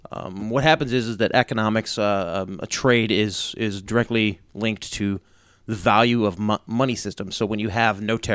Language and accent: English; United States; I'm an American. I'm a free American, okay?